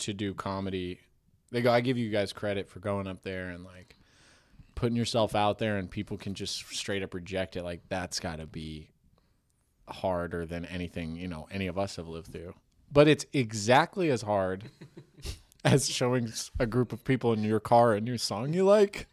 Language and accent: English; United States; I'm like American